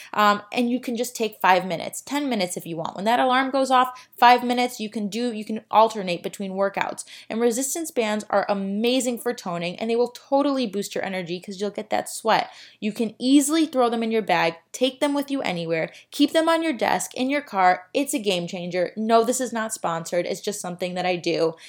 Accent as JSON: {"language": "English", "town": "Chicago", "region": "Illinois", "country": "United States", "moved": "yes", "lives_now": "Miami, United States", "said": "I am from Chicago"}